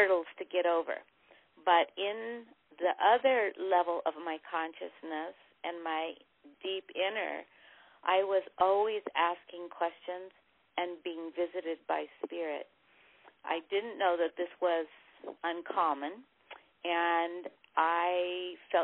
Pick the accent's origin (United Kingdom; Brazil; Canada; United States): United States; Hawaii; moved away; I moved from Hawaii, where I was being raised